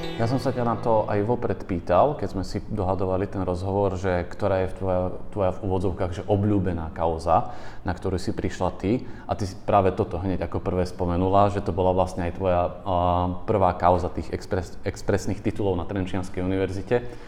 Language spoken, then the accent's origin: Slovak; Orava, Žilina Region, Slovakia; moved away as an adult; also born or lived in Bratislava; ja som z Oravy